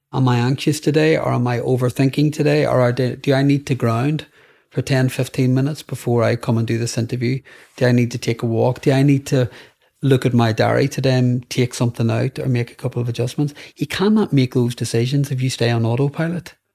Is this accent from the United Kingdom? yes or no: yes; Northern Ireland, United Kingdom; growing up in Northern Ireland.